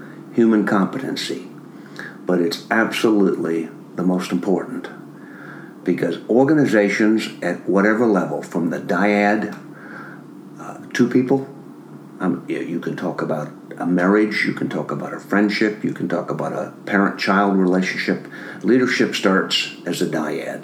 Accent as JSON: {"language": "English", "region": "Minnesota", "country": "United States", "tie": "born or raised there", "moved": "as an adult", "said": "I grew up in Minnesota in a family of six children"}